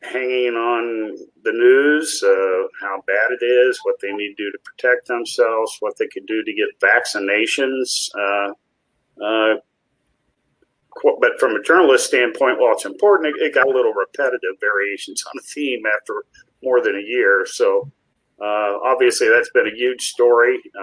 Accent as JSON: {"language": "English", "town": "Indianapolis", "region": "Indiana", "country": "United States", "tie": "born or raised there", "also_born_or_lived": "Cincinnati", "moved": "yes", "said": "I started at 15 years old as a copy boy in my hometown at the Indianapolis News"}